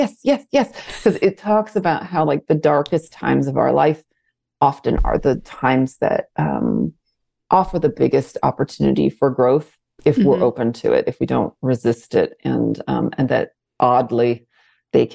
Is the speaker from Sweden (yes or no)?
no; outside of Detroit, Michigan, United States; moved away; Detroit, which happens to be where I was born and raised outside of Detroit.